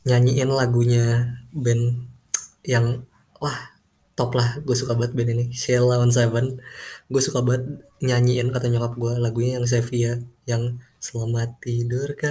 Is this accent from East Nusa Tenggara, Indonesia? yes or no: no; Jakarta, Indonesia; born there; jadi gue ini lahir di Jakarta dan gue lahir di keluarga yang gimana ya sederhana sih